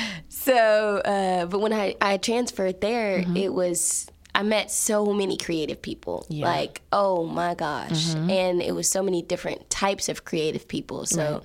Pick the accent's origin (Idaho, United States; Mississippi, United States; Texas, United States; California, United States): Texas, United States; Fort Worth; also born or lived in Tallulah, Louisiana; I am from Fort Worth, like, area